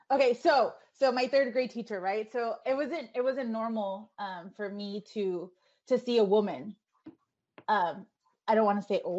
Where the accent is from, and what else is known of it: San Diego, California, United States; born or raised there